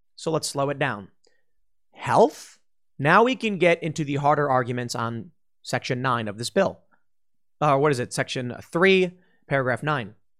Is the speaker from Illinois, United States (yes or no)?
yes; Chicago, Illinois, United States; moved away; I'm mixed race and I come from Chicago.